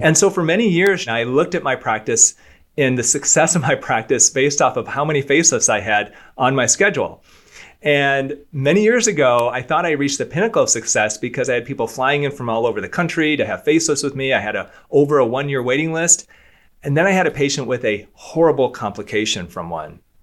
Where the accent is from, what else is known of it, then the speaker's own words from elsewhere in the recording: Michigan, United States; I'm from Michigan as well. I'm from a small town of Michigan